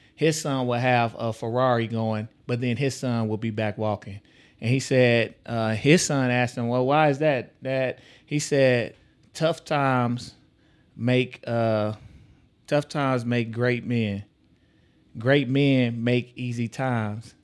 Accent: Texas, United States; now in Omaha, United States; I come from Texas

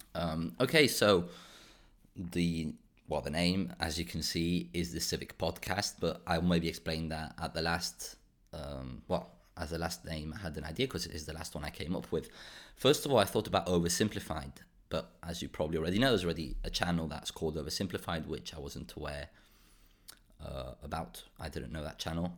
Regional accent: Spain; also born or lived in Portugal / Belgium / United Kingdom; now in Brussels, Belgium; I grew up in Spain, I moved to Portugal, and I've been now in Belgium for around ten years

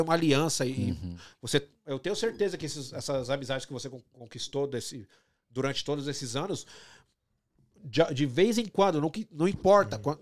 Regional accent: São Paulo, Brazil; moved away as an adult; also born or lived in Rio de Janeiro / Canada; now in Toronto, Canada; de onde eu nasci e cresci

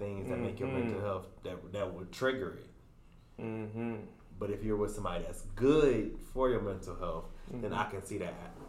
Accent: Flint, Michigan, United States; now in Dallas, United States; originally from Flint, Michigan, reside in Dallas, Texas now.

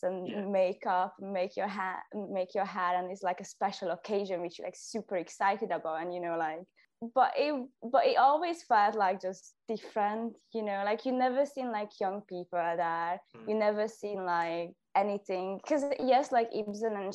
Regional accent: Budapest, Hungary; first language Hungarian; English is a second language; now in Scotland, United Kingdom; I'm from Budapest, Hungary

